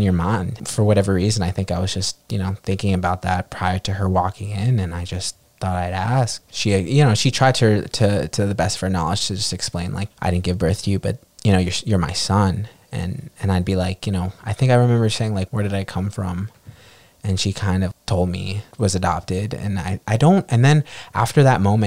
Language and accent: English; New York City, New York, United States; also born or lived in Ica, Peru; I was brought to New York City. And that is where I spent my childhood, and that is where I currently reside